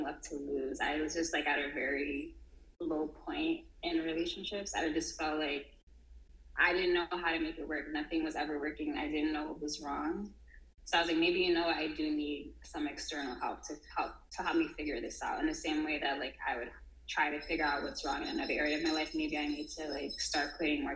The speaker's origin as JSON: {"language": "English", "town": "New York City", "region": "New York", "country": "United States", "tie": "born or raised there", "moved": "as an adult", "lives_now": "Senegal", "said": "I grew up in Harlem, New York City, so that's where I spent most of my life"}